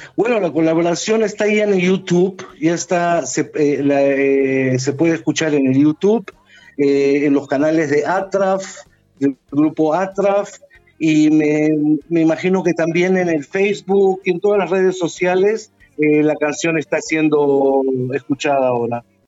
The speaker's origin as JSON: {"language": "Spanish", "country": "Peru", "said": "yo soy sudamericano también, del Perú."}